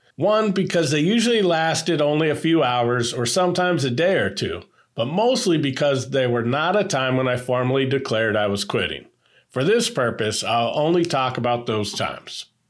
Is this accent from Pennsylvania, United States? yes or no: no; Northern California, United States; born or raised there